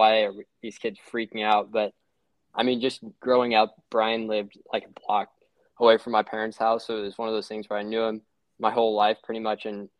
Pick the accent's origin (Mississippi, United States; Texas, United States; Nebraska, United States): Nebraska, United States; Lincoln; growing up in Lincoln, obviously don't have any professional teams.